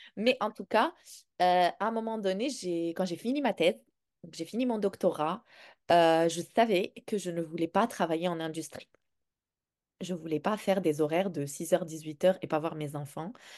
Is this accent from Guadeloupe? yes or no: no; Morocco; moved away; J'ai grandi au Maroc